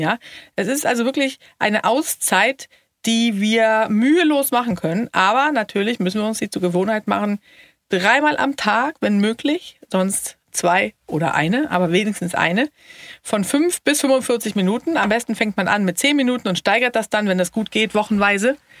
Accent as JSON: {"language": "German", "country": "Sweden", "said": "ich bin ja Schwedin"}